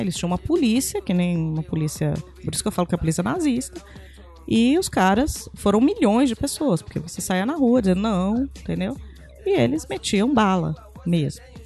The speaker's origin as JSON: {"language": "Portuguese", "country": "Brazil", "said": "a pessoa perguntou de onde eu era, e eu falei que eu era do Brasil"}